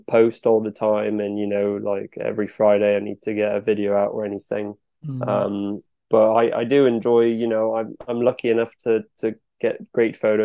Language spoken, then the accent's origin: English; France; accent: French; moved away as an adult; also born or lived in New York, United States; now in Bath, United Kingdom; I was born in France. France is the only passport I've got. It's 100% French. And at the age of two, we moved to the US near New York, and basically grew up on the beach, running around in the sea all the time from age 2 to 7. Then we moved back to France, and I spent the next 15 years there.